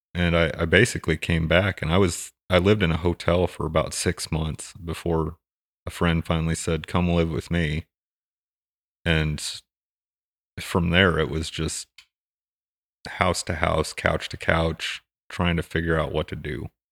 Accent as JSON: {"language": "English", "town": "Hutchinson", "region": "Kansas", "country": "United States", "tie": "born or raised there", "also_born_or_lived": "Fort Campbell, Kentucky", "said": "I grew up in Kansas, in the middle of Kansas, in this somewhat small community"}